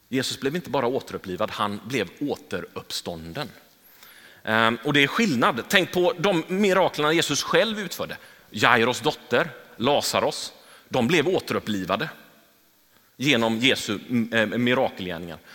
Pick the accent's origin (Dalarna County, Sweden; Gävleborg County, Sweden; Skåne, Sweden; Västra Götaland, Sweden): Västra Götaland, Sweden; Gothenburg; jag är uppvuxen i Angered. Jag, jag eh, har gått i skola i Angered